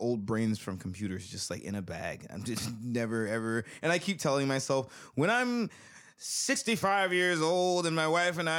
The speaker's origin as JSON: {"language": "English", "country": "United States", "said": "as an American"}